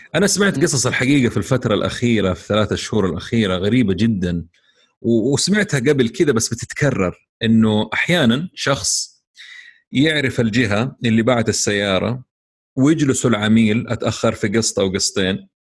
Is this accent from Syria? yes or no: no; Saudi Arabia; عندنا في السعوديه